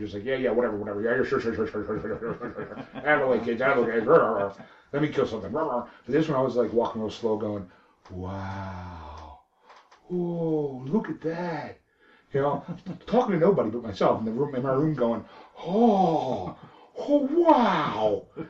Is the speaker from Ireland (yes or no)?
no; Alberta, Canada; I'm from Alberta, Canada.